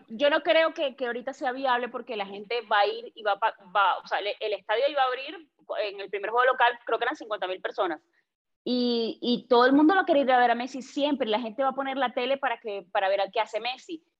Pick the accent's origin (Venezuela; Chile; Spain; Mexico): Venezuela; los venezolanos